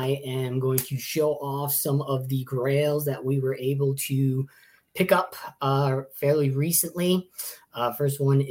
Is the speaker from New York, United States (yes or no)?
yes; Long Island, New York, United States; moved away; I'm originally from Long Island, New York.